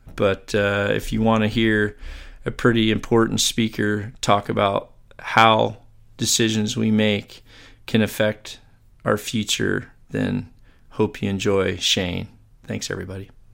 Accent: Mississippi, United States; Where I grew up in Mississippi

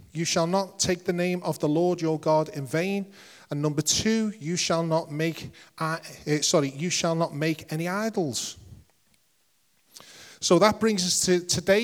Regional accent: Liverpool, North West England, United Kingdom; accent: Scouse; I'm a Scouser

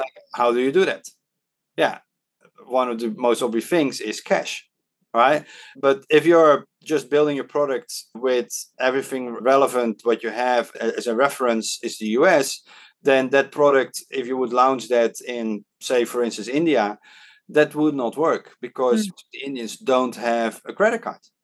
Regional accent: Netherlands; first language Dutch; English is a second language; now in Hong Kong; when I was growing up in the Netherlands

